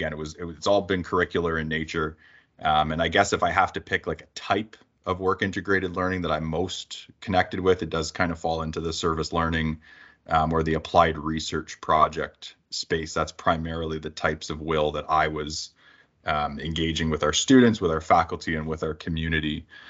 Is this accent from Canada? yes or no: yes; Niagara Falls, Ontario, Canada; Like originally born and raised in Niagara Falls, Ontario.